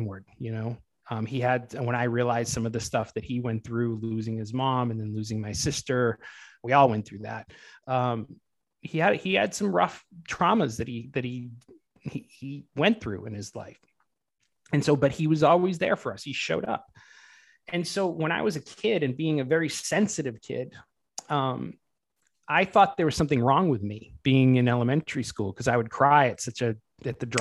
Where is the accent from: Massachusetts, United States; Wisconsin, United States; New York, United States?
Massachusetts, United States; Boston; moved away as an adult; now in Los Angeles, United States; I grew up in the Boston area, Boston, Massachusetts, which is the East Coast.